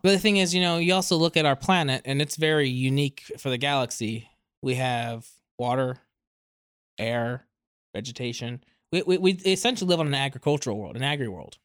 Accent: California, United States; moved away; also born or lived in East Coast, United States; I am originally from California and then spent the rest, mo, a lot, a lot of my life on the East Coast.

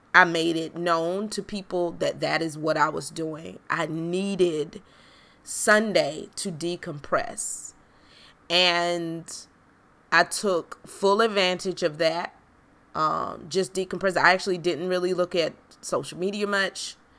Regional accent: South Carolina, United States; moved away; growing up in South Carolina, you are very privy to racial injustice

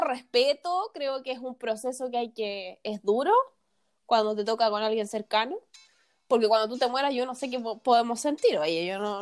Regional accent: Chile; nosotros como sociedad chilena

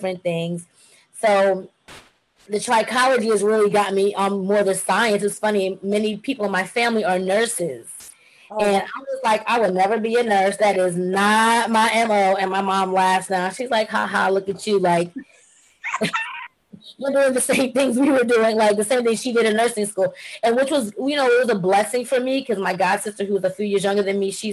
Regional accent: Jamaica; I'm Jamaican, by the way, so I'm very much into being a bush girl.

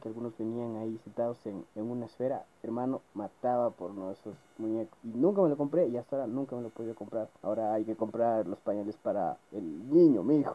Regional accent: Ecuador; los que somos aquí de Ecuador

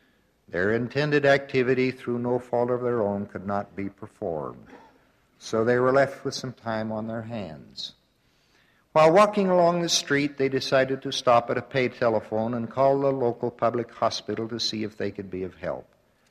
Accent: Midwest, United States; I had a paper route in my hometown in the Midwest

